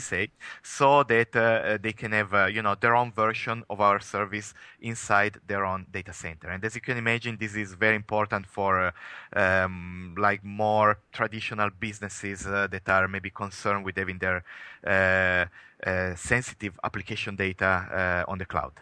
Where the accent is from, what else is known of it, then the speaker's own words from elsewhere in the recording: Italy; English is a second language; moved away; as you can probably tell from my accent, I'm, I am coming from Italy